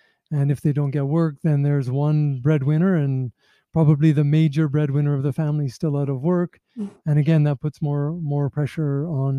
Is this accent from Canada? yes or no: yes; Canada; now in Nepal; my home country, Canada